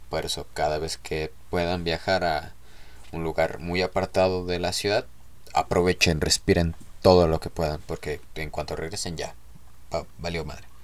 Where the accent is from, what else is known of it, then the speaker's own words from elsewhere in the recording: Mexico City, Mexico; born there; Se escuchaba más chido DF, yo nací eh, en el DF.